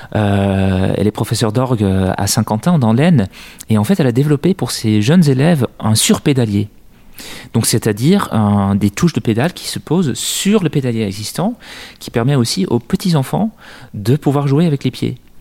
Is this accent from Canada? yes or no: no; Netherlands; now in France; dans mon pays d'origine, aux Pays-Bas